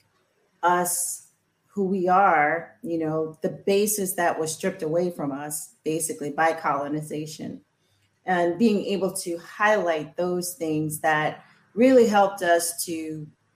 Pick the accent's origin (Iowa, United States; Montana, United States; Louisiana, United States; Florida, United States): Louisiana, United States; growing up in Louisiana with, you know, parents and great grandparents who had been on the plantation